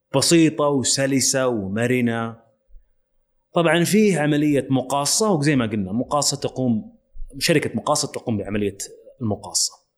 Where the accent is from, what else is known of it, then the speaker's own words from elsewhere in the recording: Saudi Arabia; also born or lived in London; كوني سعودي